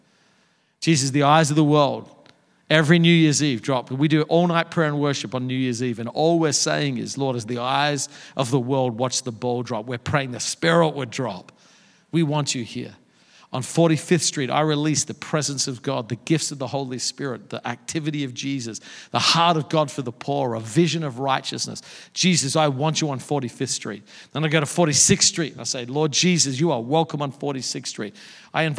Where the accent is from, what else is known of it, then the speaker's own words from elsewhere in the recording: Australia; moved away as an adult; also born or lived in Dallas, United States; now in New York City, United States; I grew up surfing in Australia